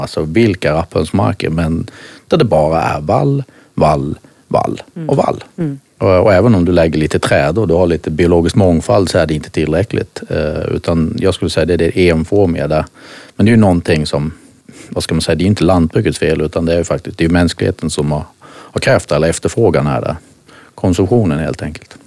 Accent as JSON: {"language": "Swedish", "town": "Halmstad", "region": "Halland County", "country": "Sweden", "tie": "born or raised there", "also_born_or_lived": "Denmark", "accent": "Halland dialect", "moved": "as an adult", "said": "hallänning som ni säkert hör, det här med dialekter. Eh, tog väl min barn, jag uppfödd på eh, ett större gård som heter Spellingsholm precis utanför Halmstad"}